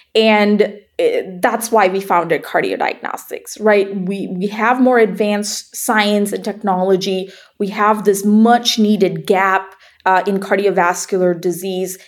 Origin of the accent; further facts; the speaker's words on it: Malaysia; moved away as an adult; also born or lived in Iowa, United States; I grew up in Malaysia, and when I moved to uh, Iowa to go to the University of Iowa